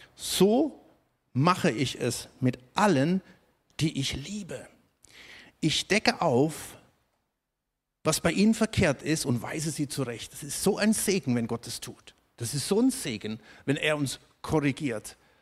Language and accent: German; Germany; Du bist als Deutscher